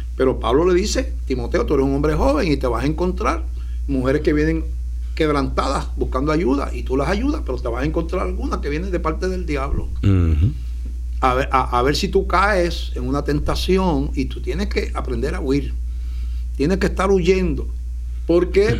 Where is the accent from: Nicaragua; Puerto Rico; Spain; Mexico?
Puerto Rico; Puerto Rico, para los que no ven otros países, está, pertenece a Estados Unidos, no somos ciudadanos americanos de nacimiento desde hace más de un siglo